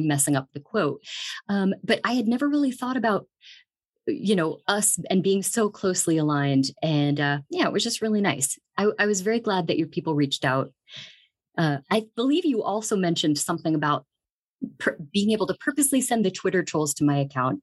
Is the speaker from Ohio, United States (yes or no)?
yes; Dayton, Ohio, United States; moved away as an adult; also born or lived in San Bernardino, California; now in Greeley, United States; I'm actually from Ohio. I grew up in Dayton, Ohio